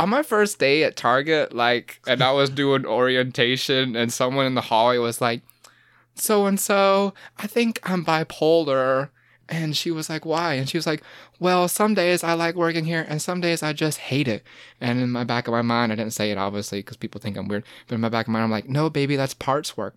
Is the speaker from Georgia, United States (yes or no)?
yes; Midway, Georgia, United States; now in Savannah, United States; I grew up in Midway